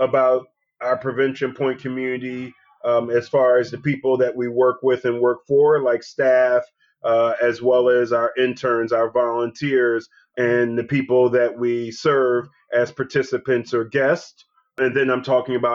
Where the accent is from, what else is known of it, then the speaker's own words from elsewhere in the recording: Philadelphia, Pennsylvania, United States; I'm from Philadelphia. I'm from West Philadelphia specifically. So I'm a native Philadelphian